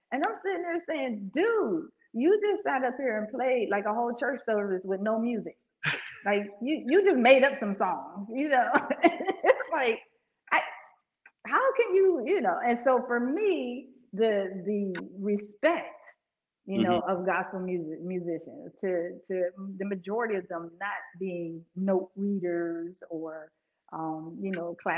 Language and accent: English; Pittsburgh, Pennsylvania, United States; also born or lived in Aliquippa, Pennsylvania; I'm from Pittsburgh originally, Pennsylvania